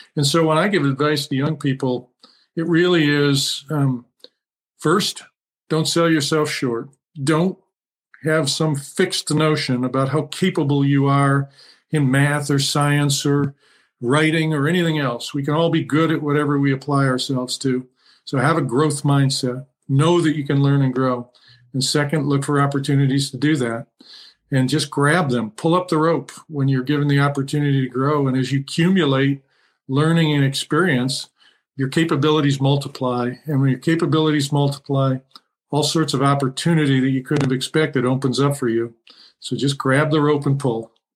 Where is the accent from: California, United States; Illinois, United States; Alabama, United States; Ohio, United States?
Ohio, United States; Toledo; now in Michigan, United States; I grew up in Toledo